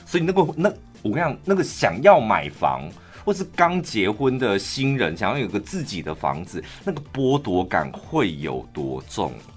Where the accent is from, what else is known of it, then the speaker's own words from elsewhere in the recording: Taichung, Taiwan; 我们台中人